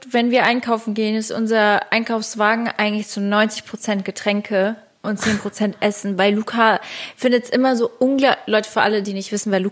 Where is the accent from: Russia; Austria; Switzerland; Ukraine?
Switzerland; now in Germany; Ich bin Schweizerin. Ich habe